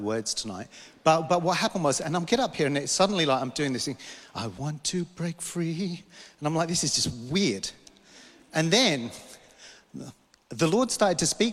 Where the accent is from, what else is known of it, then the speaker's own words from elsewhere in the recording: London, United Kingdom; moved away; I grew up in London